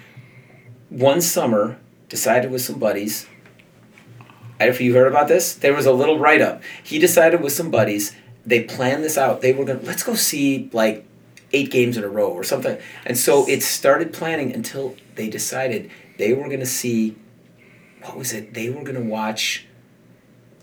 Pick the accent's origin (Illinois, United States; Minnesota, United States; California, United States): Illinois, United States; Chicago; I grew up in Chicago